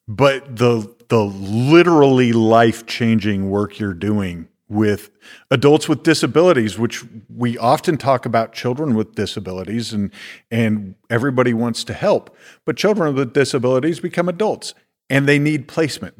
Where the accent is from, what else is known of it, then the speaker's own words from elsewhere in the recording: Iowa, United States; moved away; when I was a teenager growing up in Iowa